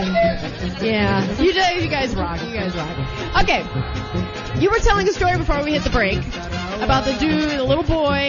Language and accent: English; Midwest, United States; And we're from the Midwest.